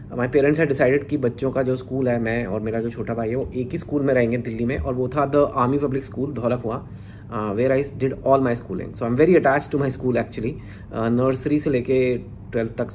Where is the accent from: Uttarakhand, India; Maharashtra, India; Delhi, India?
Delhi, India; तो मेरा बचपन मैं दिल्ली में मेरा जन्म हुआ था दिल्ली में एक आई डोंट नो जो लोग फेमिलियर हैं एक छोटा सा कॉलोनी है नारायणा विहार